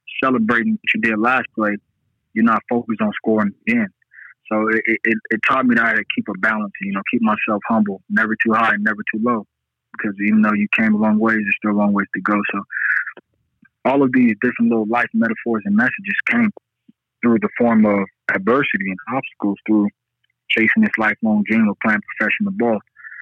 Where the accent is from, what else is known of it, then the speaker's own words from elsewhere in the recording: Las Vegas, Nevada, United States; I'm from Las Vegas, Nevada.